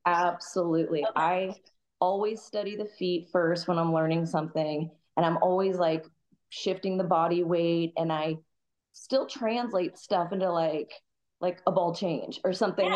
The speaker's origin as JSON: {"language": "English", "town": "Kansas City", "region": "Missouri", "country": "United States", "tie": "born or raised there", "moved": "as an adult", "lives_now": "San Diego, United States", "said": "I grew up in Kansas City back in 99. I grew up dancing"}